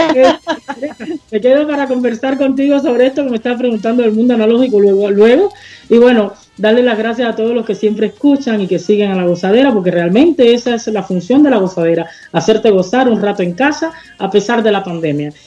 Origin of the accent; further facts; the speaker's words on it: Cuba; first language Spanish; moved away as an adult; now in Montreal, Canada; como cubana